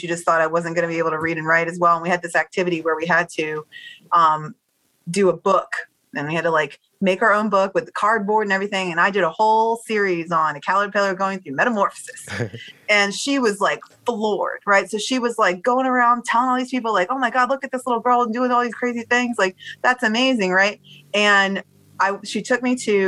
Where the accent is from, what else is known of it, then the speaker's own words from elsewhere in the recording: Baltimore, Maryland, United States; moved away as an adult; also born or lived in Washington, D.C.; now that we're back in Bmore, and I do see some of the folks that I grew up with in first grade